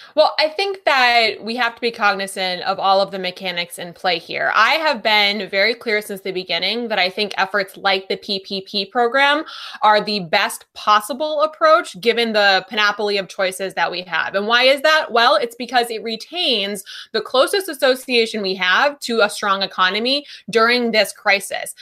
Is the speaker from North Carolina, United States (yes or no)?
no; Wisconsin, United States; moved away; I'm from Wisconsin originally